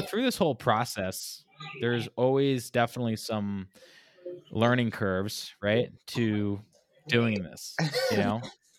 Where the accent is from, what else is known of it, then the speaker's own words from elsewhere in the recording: California, United States; born there; also born or lived in Hawaii; I lived out in Hawaii. I was born in California. So I'm very much so connected to the Pacific.